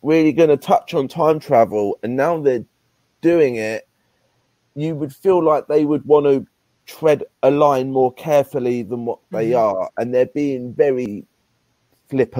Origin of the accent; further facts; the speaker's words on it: England, United Kingdom; I'm English